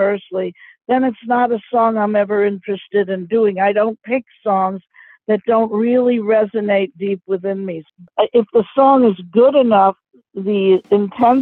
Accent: New York City, New York, United States; a gal like me growing up in New York City

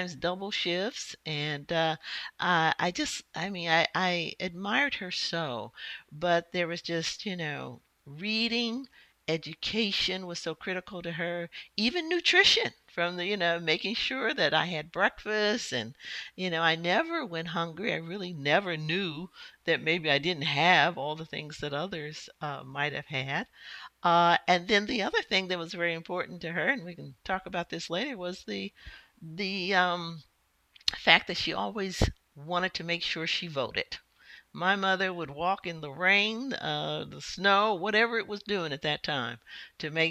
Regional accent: Indianapolis, Indiana, United States; I grew up in Indianapolis, Indiana, Midwest girl

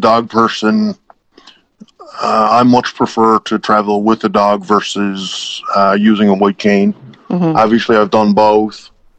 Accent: East Coast, Canada; accent: East Coast; I'm sure some of you may already pick that up from my East Coast accent.

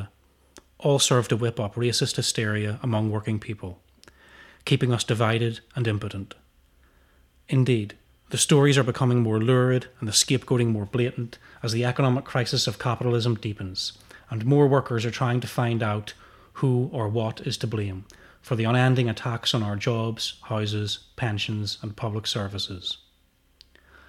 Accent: United Kingdom; as British workers

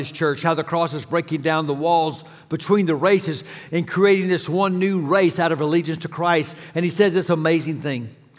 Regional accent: Dallas, Texas, United States; I grew up in Dallas

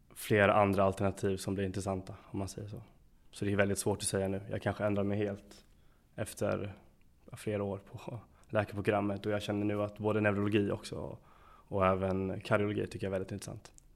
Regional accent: Lund, Skåne, Sweden; moved away as an adult; also born or lived in Gothenburg; now in Jönköping, Sweden; Lund där jag kommer ifrån

